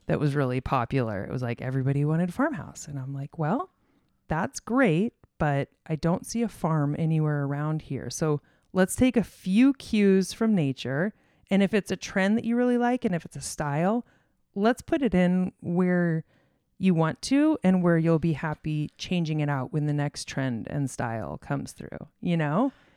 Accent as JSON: {"language": "English", "region": "Arizona", "country": "United States", "tie": "born or raised there", "also_born_or_lived": "Illinois", "moved": "as an adult", "said": "I was raised in Arizona"}